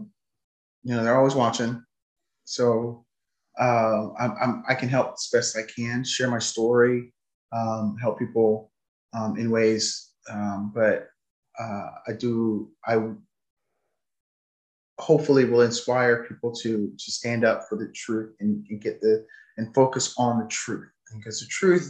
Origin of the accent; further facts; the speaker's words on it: United States; I'm an American